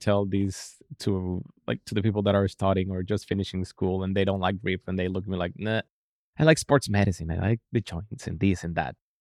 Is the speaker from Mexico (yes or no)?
yes; Mexico City, Mexico; moved away; I'm from Mexico City, so my dad is also a veterinarian